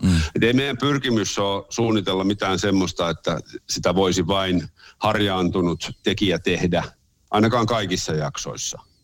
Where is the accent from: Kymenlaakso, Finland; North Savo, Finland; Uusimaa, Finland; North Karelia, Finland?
Uusimaa, Finland; Helsinki; mä olen syntyperäinen helsinkiläinen Helsingissä koko ikäni asunut ja asun edelleen